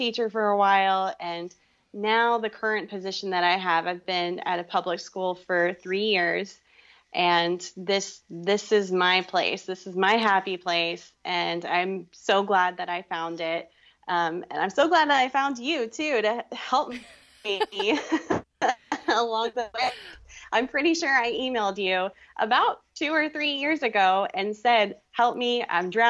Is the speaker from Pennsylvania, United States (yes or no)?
no; Fort Worth, Texas, United States; also born or lived in Boston; I grew up in Fort Worth, Texas